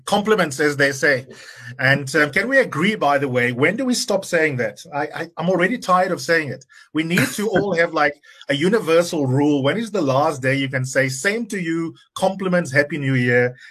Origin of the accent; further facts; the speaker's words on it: South Africa; proud of as South Africans